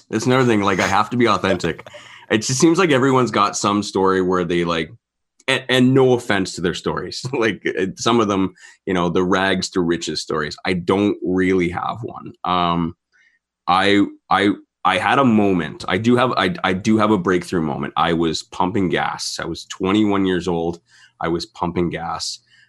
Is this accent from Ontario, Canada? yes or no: yes; St. Catharines, Ontario, Canada; now in Alberta, Canada; That was 5 years, I think, after I moved to Alberta. I'm from St. Catharines, Ontario.